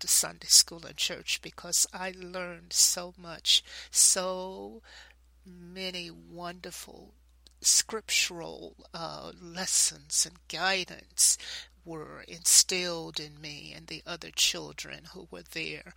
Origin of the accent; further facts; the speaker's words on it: Knoxville, Tennessee, United States; my days growing up in Knoxville, Tennessee